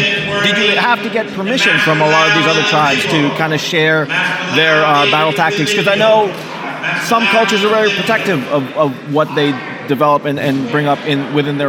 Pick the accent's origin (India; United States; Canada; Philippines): Philippines; but I'm Filipino